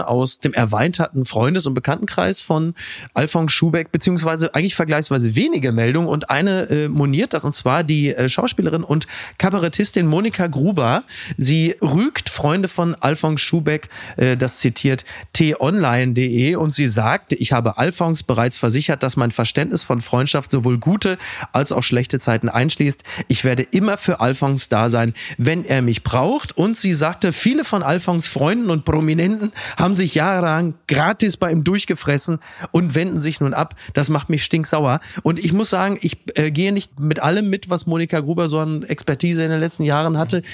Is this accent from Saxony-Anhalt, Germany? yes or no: no; Castrop-Rauxel, North Rhine-Westphalia, Germany; meiner Heimat Kassel Brauxel